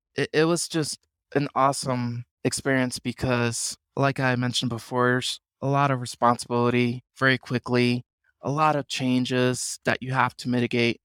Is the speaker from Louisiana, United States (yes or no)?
no; New York City, New York, United States; moved away as an adult; also born or lived in Boston / Puerto Rico (ancestry); I'm originally from the Bronx in New York